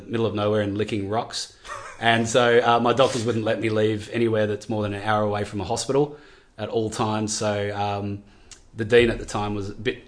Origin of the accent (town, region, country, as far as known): Gidgegannup, Western Australia, Australia; born or raised there; also born or lived in Subiaco, Western Australia